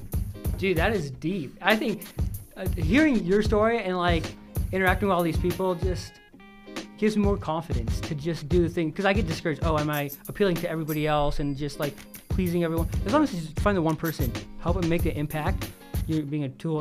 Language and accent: English; Utah, United States; we're in Utah, we get judged a lot, you know, minorities aren't, you know, we all face those, and like dealing with that, especially for me and growing up in Utah